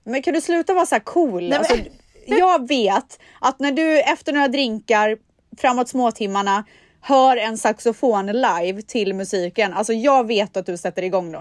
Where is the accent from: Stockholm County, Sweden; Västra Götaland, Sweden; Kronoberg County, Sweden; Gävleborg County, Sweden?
Västra Götaland, Sweden; Borås; moved away; jag är uppvuxen i Borås, det är ju Sveriges regnigaste stad